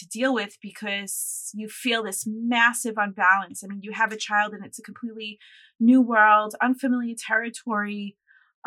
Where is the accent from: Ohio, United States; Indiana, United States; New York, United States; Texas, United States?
New York, United States; I'm a New Yorker, I'm born and raised here.